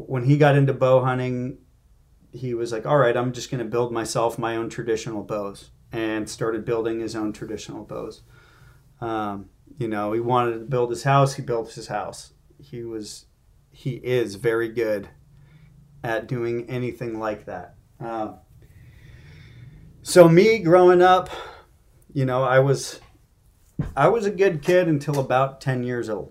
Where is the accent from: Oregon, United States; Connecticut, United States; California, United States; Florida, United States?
California, United States; Marin County; I grew up in Marin County.